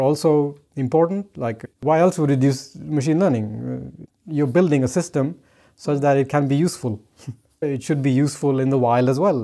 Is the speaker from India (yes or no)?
yes; India; moved away; growing up in India